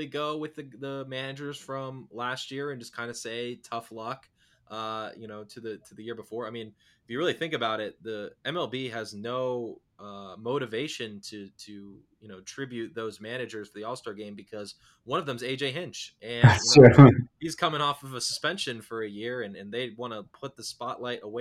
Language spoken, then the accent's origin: English; Northern Virginia, United States; I grew up in Northern Virginia. I was born and raised in the area.